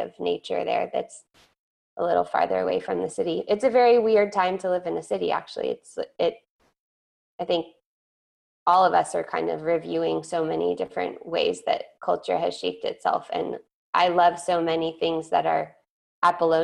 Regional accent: California, United States; moved away as an adult; now in New York, United States; I'm from California.

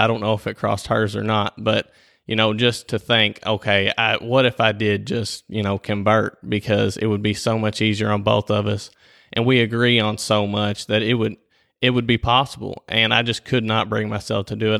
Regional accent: Whitesville, United States; I was born and raised here in Whitesville.

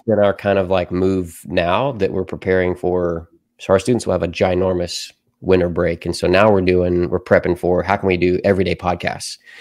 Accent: Murray, Kentucky, United States; also born or lived in Nashville, Tennessee / Bowling Green, Kentucky; I grew up in Murray, where I currently serve at the church that I currently serve at.

